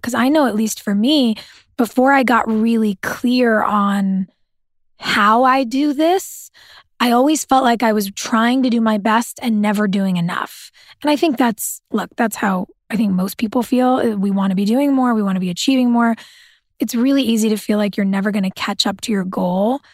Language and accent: English; Southern California, United States; I grew up in Southern California